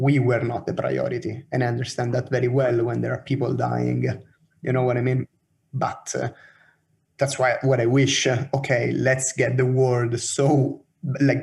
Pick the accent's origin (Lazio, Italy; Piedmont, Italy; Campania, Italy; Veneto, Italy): Lazio, Italy; Rome; now in Oslo, Norway; So I'm from Roma